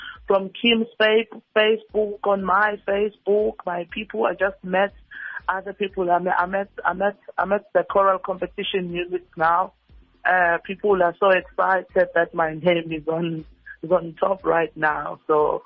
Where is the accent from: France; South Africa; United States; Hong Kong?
South Africa; Richards Bay, KwaZulu-Natal; now in Durban, South Africa; I'm originally from Richards Bay, Esikawini, the place called Esikawini. That's where I was born. And then now I'm living in Guamashu, in Durban